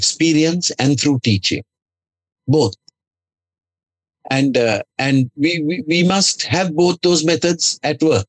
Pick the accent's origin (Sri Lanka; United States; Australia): Sri Lanka; English is a second language; My worship is in Sri Lanka, in our language